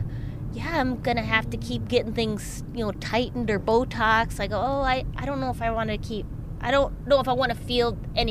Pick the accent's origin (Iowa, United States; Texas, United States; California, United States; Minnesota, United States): Minnesota, United States; moved away; I did a motorcycle rally in my hometown.